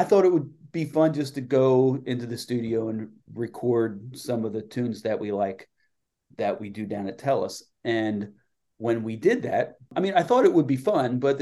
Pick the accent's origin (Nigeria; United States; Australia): United States; Lancaster, Pennsylvania; my hometown of Lancaster, PA